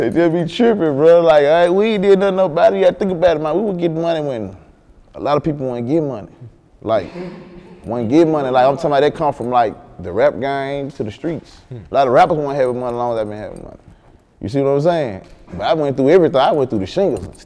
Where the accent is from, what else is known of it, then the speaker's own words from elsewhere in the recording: Memphis, Tennessee, United States; I'm saying from Memphis